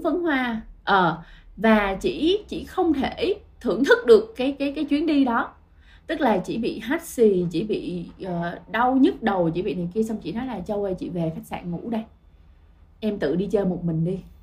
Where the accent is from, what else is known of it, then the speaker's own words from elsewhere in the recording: Ho Chi Minh City, Vietnam; mình là người Sài Gòn